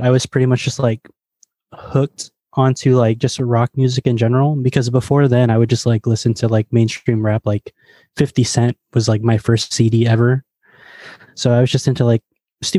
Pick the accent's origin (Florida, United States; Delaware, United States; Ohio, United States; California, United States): California, United States; Fremont; a metalcore band from my hometown, like Fremont